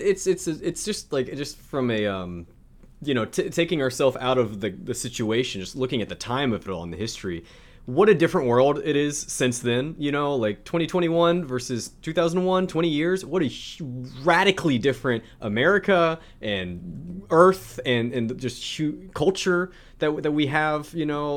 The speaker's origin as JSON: {"language": "English", "region": "South Louisiana", "country": "United States", "tie": "born or raised there", "said": "where I'm from, South Louisiana"}